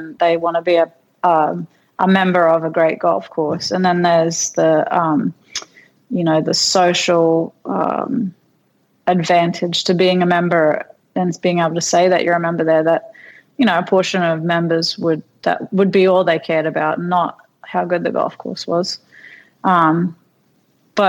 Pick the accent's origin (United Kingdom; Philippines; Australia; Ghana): Australia; North Queensland; moved away as an adult; now in United States; I was this kid from North Queensland, country kid